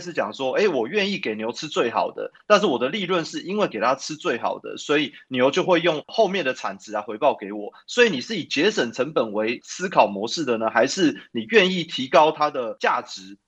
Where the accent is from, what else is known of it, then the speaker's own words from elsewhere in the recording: Taipei, Taiwan; 我从小是在台北长大